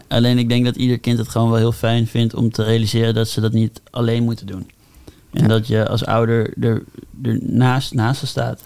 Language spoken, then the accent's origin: Dutch; Amsterdam, North Holland, Netherlands; moved away; ik kom uit Amsterdam, dus toen ik voor vanuit de middelbare school eh, mijn keuze ging maken om een HBO te doen, mhm. besloot ik al best wel snel om gewoon in Amsterdam te blijven, mhm. bij mijn ouders wonen